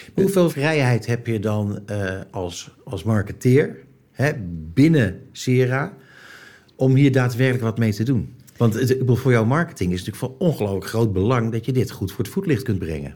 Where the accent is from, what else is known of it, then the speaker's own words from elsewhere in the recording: Netherlands; als Nederlander